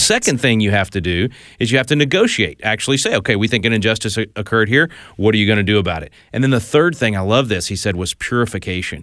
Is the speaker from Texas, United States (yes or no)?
yes; Texas, United States; I'm from Texas